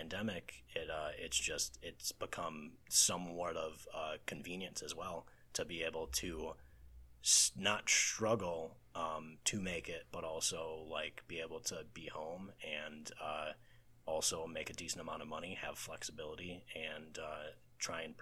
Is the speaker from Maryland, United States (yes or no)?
no; Racine, Wisconsin, United States; So I can stay in my hometown in Racine, which is about an hour and a half away from Chicago.